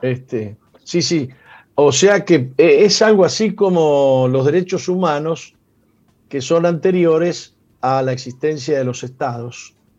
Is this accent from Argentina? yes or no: yes; Argentina; yo soy argentino